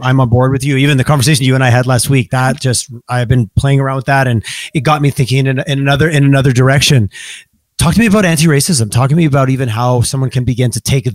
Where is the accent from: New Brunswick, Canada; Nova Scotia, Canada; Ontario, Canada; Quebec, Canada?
Quebec, Canada; Montreal; moved away as an adult; now in Calgary, Canada; I grew up in Quebec